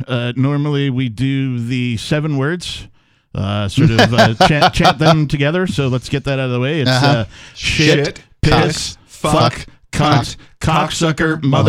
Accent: Milwaukee, Wisconsin, United States; I was born in Milwaukee.

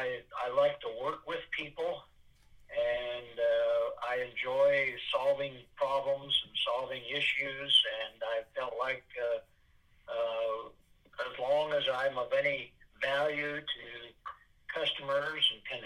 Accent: Kalona, Iowa, United States; also born or lived in Oklahoma; I was born actually in Oklahoma. Oh, but I've lived most of my life here in the Kelowna area.

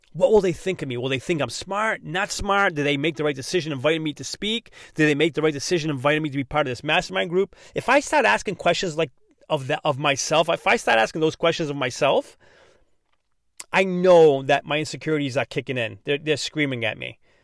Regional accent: Massachusetts, United States; accent: non-rhotic Massachusetts; I'm from Massachusetts, so I already speak kinda funny, not pronouncing my R's.

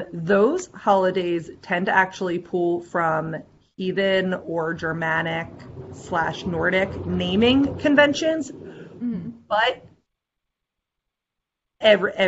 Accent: United States; also born or lived in Eastern Seaboard; going back to the United States? How do I honor the land in my country

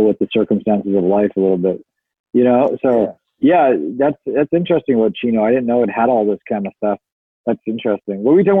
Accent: Fort Frances, Ontario, Canada; moved away; I love growing up in Port Francis.

